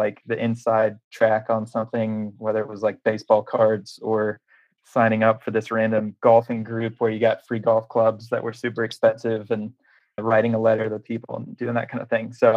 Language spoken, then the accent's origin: English; Nashville, Tennessee, United States; I'm from Nashville, Tennessee